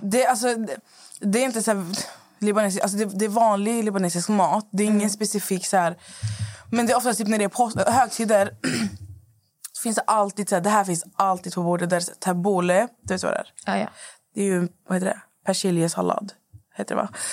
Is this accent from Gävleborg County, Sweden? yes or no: no; Skövde, Västra Götaland, Sweden; moved away; jag är hemma i Skövde hos min mamma